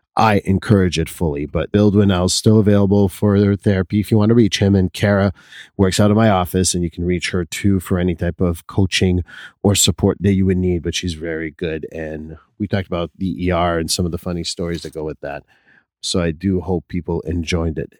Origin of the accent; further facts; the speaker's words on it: Quebec, Canada; being Canadian is always something of me, although I'm a Quebecer first